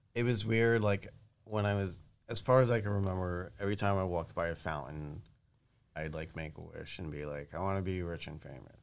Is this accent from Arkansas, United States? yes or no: no; New York, United States; growing up in New York